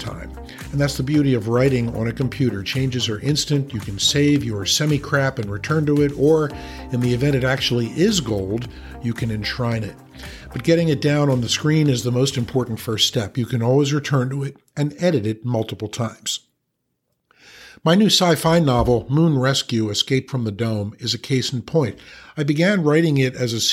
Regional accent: Philadelphia, Pennsylvania, United States; moved away; my hometown, Philadelphia

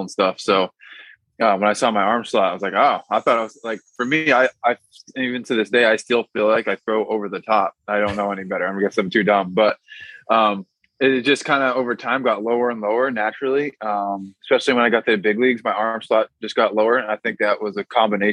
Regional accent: Massachusetts, United States; I'm from Massachusetts

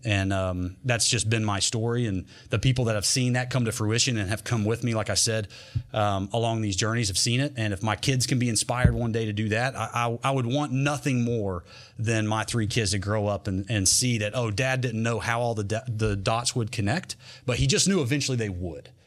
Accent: North Carolina, United States; also born or lived in Berea, Kentucky / Clay City, Kentucky; I'm from North Carolina

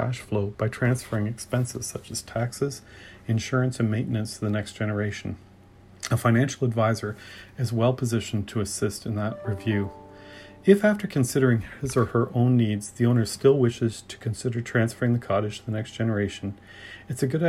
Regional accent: Ontario, Canada; I'm from Ontario

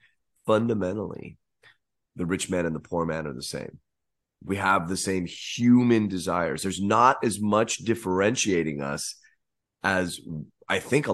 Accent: California, United States; I am from Northern California, you son of a.

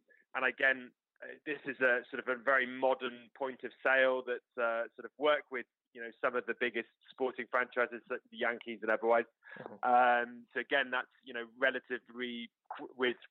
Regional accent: United Kingdom; moved away as an adult; now in United States; I suppose as a Brit

